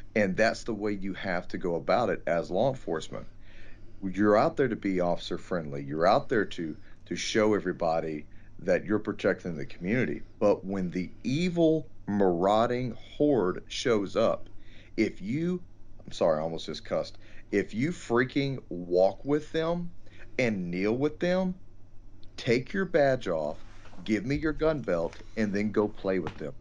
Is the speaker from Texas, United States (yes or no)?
yes; Texas, United States; here at my hometown